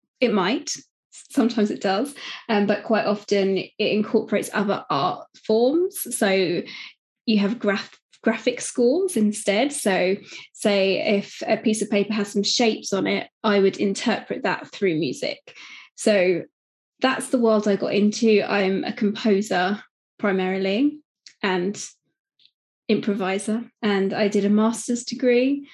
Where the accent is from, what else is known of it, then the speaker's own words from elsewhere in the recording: United Kingdom; I'm from the UK, as you can probably tell by my accent